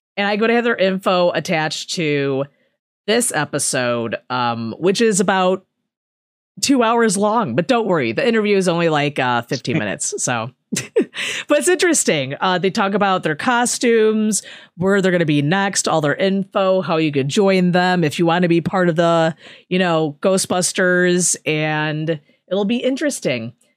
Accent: Chicago, Illinois, United States; I'm from Chicago

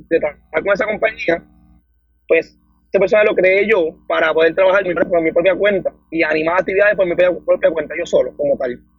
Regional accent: Dorado, Puerto Rico; Mira, yo soy del pueblo de Dorado, tengo 23 años

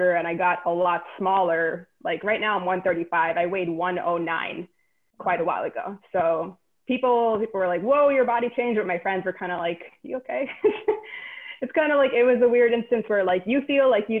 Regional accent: New York City, New York, United States; I am a Queens native, born and raised in New York City.

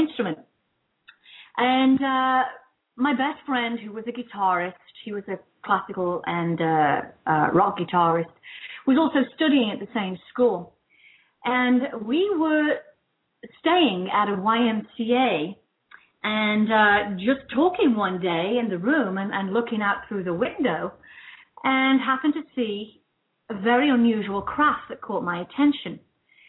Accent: United Kingdom; moved away as an adult; also born or lived in London; now in California, United States

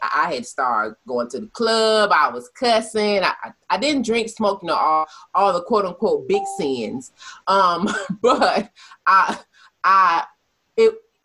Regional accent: Detroit, Michigan, United States; growing up in Detroit, we lived with my great aunt

